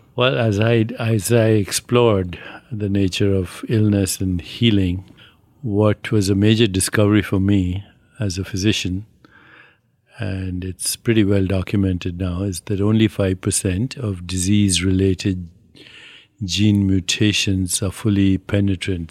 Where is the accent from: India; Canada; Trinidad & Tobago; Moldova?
India; moved away; also born or lived in New York; I'm Indian